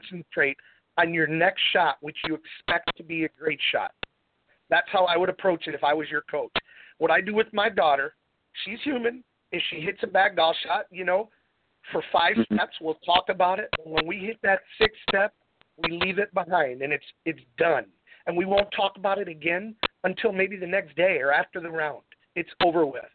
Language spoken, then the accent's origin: English; Endicott, New York, United States; now in Fort Lauderdale, United States; now home of the Dick's Open right here in my hometown